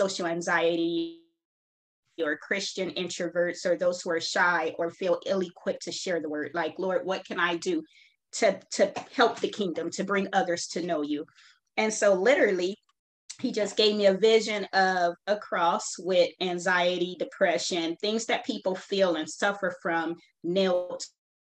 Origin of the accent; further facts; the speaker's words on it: Los Angeles, California, United States; I am born and raised in Los Angeles, California